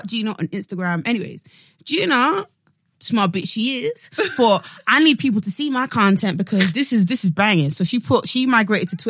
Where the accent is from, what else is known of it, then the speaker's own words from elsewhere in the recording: London, United Kingdom; accent: Cockney; I grew up in I grew up in East London